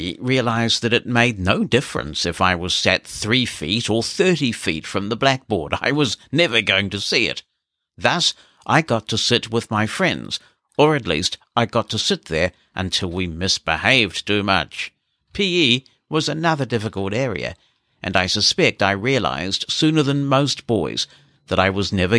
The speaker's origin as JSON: {"language": "English", "town": "Glasgow", "region": "Scotland", "country": "United Kingdom", "tie": "born or raised there", "said": "I grew up in Glasgow, a tough city at any time, but one during that period still dominated by religious splits, almost akin to that of Belfast in Northern Ireland."}